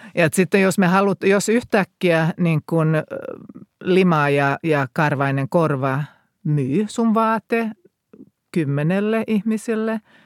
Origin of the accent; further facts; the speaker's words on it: Finland; mä tulin kotiin käymään Suomeen